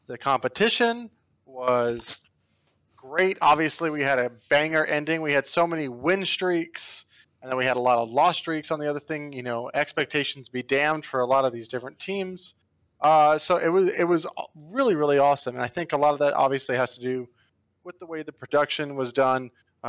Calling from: Buffalo, New York, United States; Hey, I'm calling from Buffalo, New York.

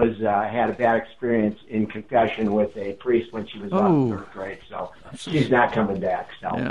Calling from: Denver, Colorado, United States; I'm from Denver and I'm listening on KRCN.

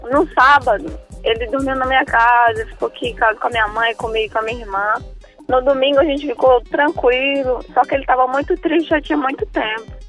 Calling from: Brasília, Federal District, Brazil; Eu falo de Brasília.

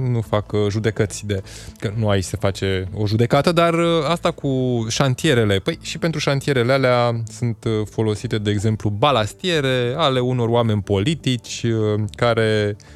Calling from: Spain; Salutare băieți … din Spania

